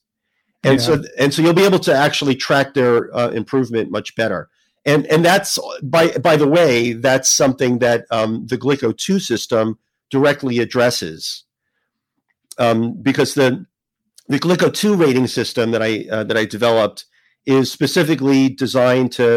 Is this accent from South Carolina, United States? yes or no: no; New Jersey, United States; I grew up in New Jersey